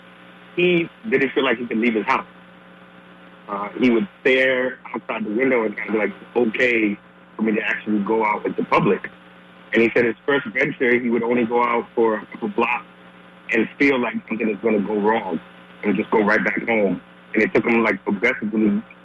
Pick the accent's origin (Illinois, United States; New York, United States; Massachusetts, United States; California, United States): Massachusetts, United States; I'm originally from Massachusetts, and I grew up in the neighborhood that wasn't the greatest to start my life.